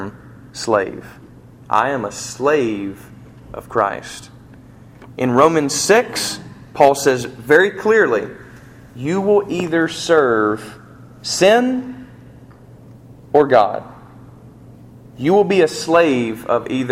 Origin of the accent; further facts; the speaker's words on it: United States; I'm an American